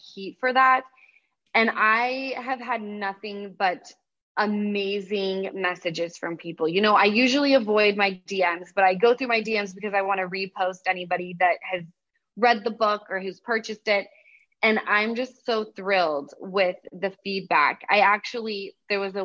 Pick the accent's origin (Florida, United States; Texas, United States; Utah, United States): Utah, United States; now in Los Angeles, United States; from Utah